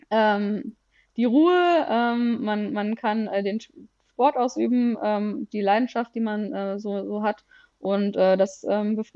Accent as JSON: {"language": "German", "town": "Konstanz", "region": "Baden-Württemberg", "country": "Germany", "moved": "as an adult", "lives_now": "Düsseldorf, Germany", "said": "wir kommen beide aus Konstanz und sind quasi fürs Studium dann nach Düsseldorf ähm, gezogen"}